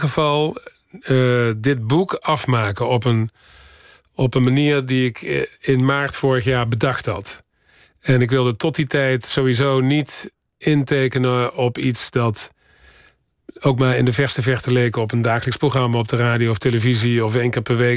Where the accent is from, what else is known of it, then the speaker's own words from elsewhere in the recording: Horst, Limburg, Netherlands; moved away; also born or lived in Paris; Ik kom uit Horst